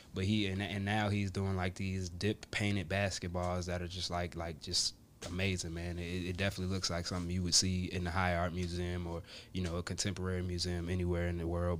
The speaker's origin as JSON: {"language": "English", "town": "Richmond", "region": "Virginia", "country": "United States", "tie": "born or raised there", "also_born_or_lived": "Atlanta, Georgia / Long Island, New York / North Carolina", "said": "Originally born in Atlanta, Georgia, but I was raised in Richmond, Virginia"}